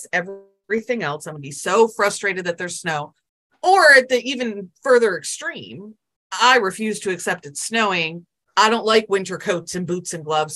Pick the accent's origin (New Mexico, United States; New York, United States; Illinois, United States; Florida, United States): New York, United States; Buffalo; now in South Carolina, United States; I currently live in South Carolina, but I grew up in Buffalo, New York